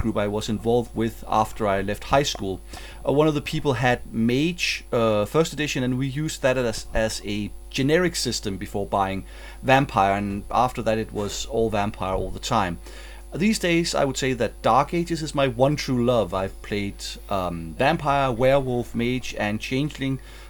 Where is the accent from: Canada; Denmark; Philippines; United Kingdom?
Denmark; I'm from Denmark